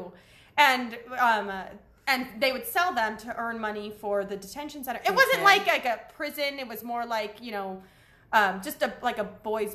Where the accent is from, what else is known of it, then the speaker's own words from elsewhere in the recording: Chino Hills, California, United States; I grew up in Chino Hills